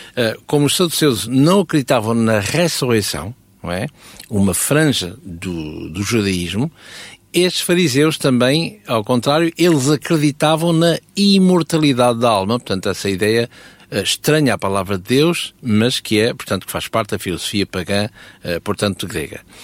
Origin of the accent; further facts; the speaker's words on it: Portugal; Eu sou português